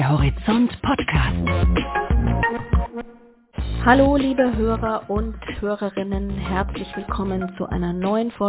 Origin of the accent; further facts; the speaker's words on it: Munich, Bavaria, Germany; Hatte ich die Gnade der Münchner Geburt, würde ich sagen.